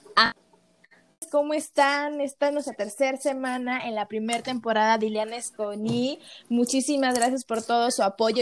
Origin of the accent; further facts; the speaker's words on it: Mexico; tenemos como mexicanos